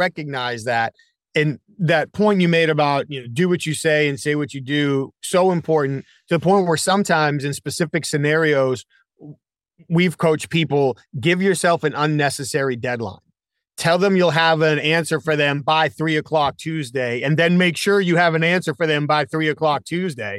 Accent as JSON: {"language": "English", "region": "New England", "country": "United States", "tie": "born or raised there", "moved": "yes", "lives_now": "Charlotte, United States", "said": "I live here in Charlotte. Now, I grew up in New England."}